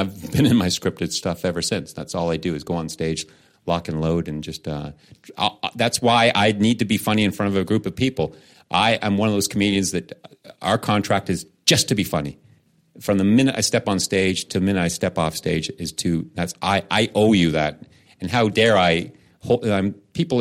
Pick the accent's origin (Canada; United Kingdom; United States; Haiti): Canada; I'm Canadian